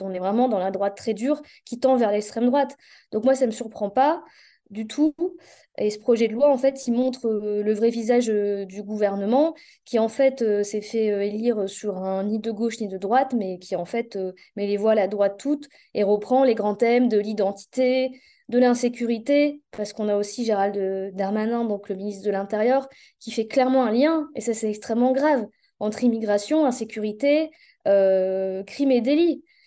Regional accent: the North, Hauts-de-France, France; je suis à Lille, donc je viens du Nord

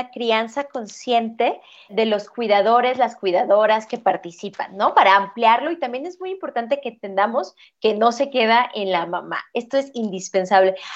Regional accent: Guadalajara, Jalisco, Mexico; cuando visitaba mi, mi ciudad, yo soy de Guadalajara, cuando iba a Guadalajara era con mis otros abuelos maternos

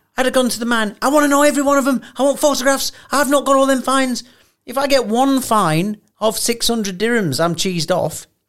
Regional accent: England, United Kingdom; I'm from England

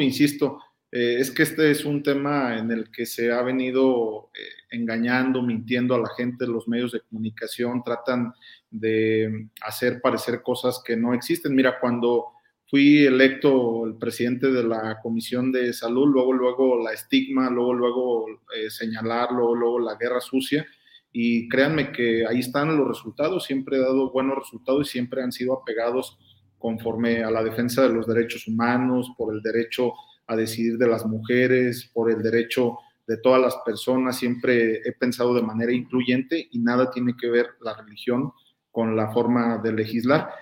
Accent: Guanajuato, Mexico; Yo soy guanajuatense

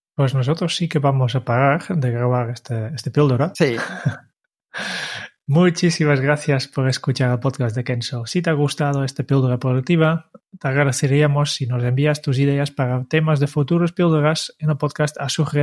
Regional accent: Netherlands; now in Spain; como holandés

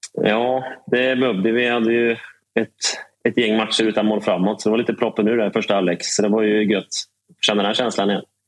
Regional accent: Trollhättan, Västra Götaland, Sweden; Gräddhyllan i Trollhättan, vet du. Sandhem eh, fint. Precis bredvid fotbollsplanen där jag växte upp

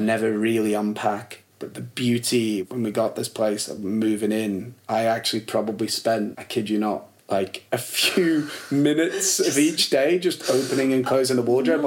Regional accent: Warrington, North West England, United Kingdom; also born or lived in Liverpool; we moved to Warrington

